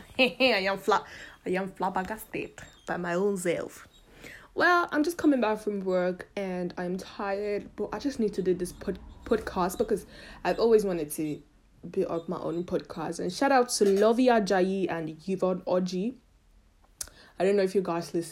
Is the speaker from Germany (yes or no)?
no; Italy; moved away as an adult; also born or lived in Nigeria; now in United Kingdom; I was born in Nigeria, but I left Nigeria very young. I think I was 7 or 8 years old when I left Nigeria for Italy.